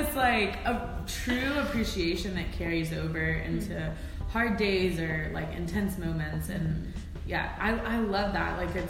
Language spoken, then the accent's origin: English; Texas, United States; also born or lived in Boston, Massachusetts; now in Chattanooga, United States; growing up in Texas